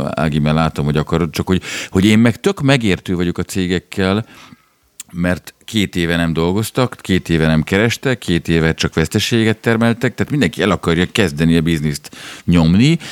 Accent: Budapest, Hungary; én ugyan a Rúzsadomban születtem, és uh, ott jártam iskolába

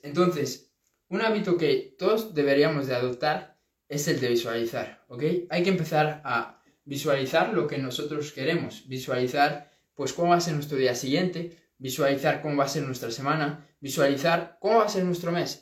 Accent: A Coruña, Galicia, Spain; de aquí, de, de, esta zona, de Coruña, de, bueno, de donde yo soy

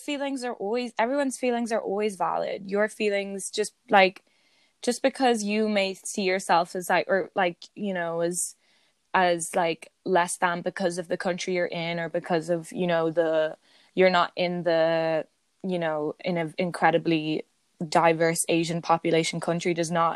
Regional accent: Ireland; I'm just Irish

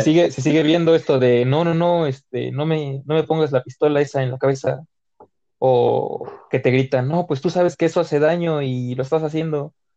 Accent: Mexico; yo como buen mexicano

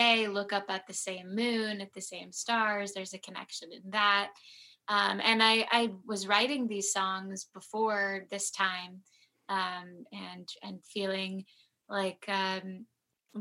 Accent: Southern California mountains, United States; now in Los Angeles, United States; I was born in LA, and then I moved to the Southern California mountains

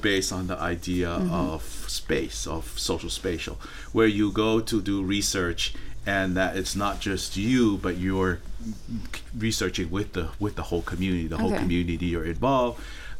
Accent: West Valley City, Utah, United States; also born or lived in Tonga; So I grew up in West Valley City, Utah, and also Tongai. Went back and forth.

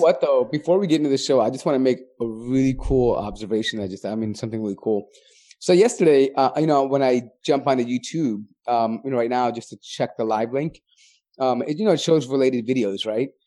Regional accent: Chicago, Illinois, United States; being born and bred in America, like, especially for some of us that were living in Chi-, places like Chicago

